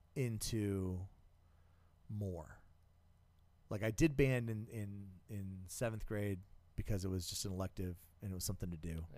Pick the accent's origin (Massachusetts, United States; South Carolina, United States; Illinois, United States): South Carolina, United States; moved away; I grew up in South Carolina